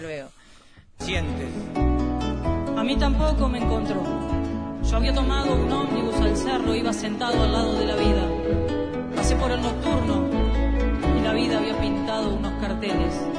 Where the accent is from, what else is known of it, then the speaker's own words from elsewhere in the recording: Uruguay; en mi país